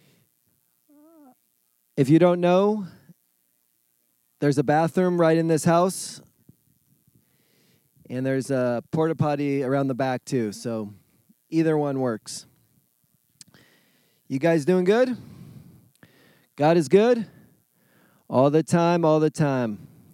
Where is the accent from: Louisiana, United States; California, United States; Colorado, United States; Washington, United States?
California, United States; moved away; I'm from California